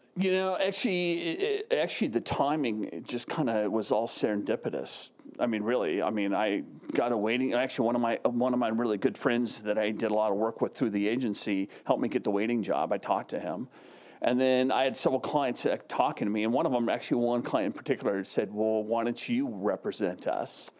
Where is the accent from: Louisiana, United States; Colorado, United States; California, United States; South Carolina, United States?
California, United States; Carlsbad; also born or lived in Arizona; I grew up in San Diego, uh, actually Carlsbad to be exact